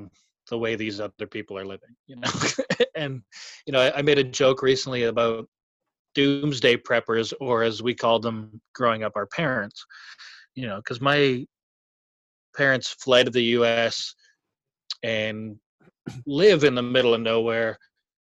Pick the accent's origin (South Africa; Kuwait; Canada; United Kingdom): Canada; Vancouver Island, British Columbia; I grew up in Vancouver Island.